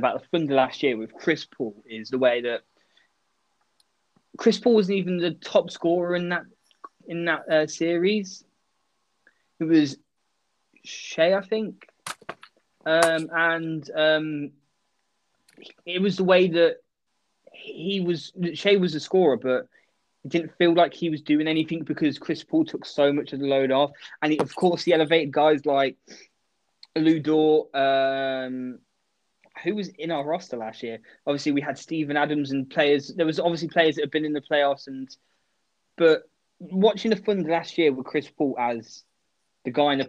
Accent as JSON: {"language": "English", "country": "United Kingdom", "said": "we're British"}